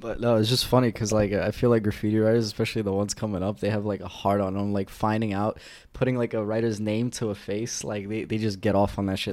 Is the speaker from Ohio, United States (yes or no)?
no; New York City, New York, United States; I'm from South Brooklyn by Coney Island